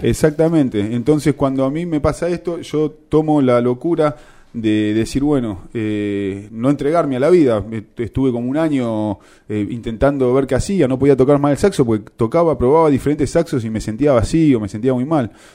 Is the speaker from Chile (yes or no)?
no; Argentina; yo nací en Acevedo, entre Arados y Darragueira, la casa de mi abuela